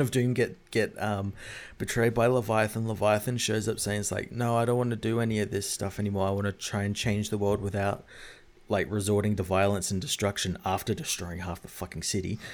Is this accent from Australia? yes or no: yes; Australia; as an Australian